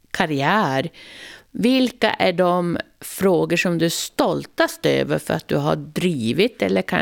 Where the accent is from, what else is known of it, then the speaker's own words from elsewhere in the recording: Kalix, Norrbotten County, Sweden; Jag är från Kalix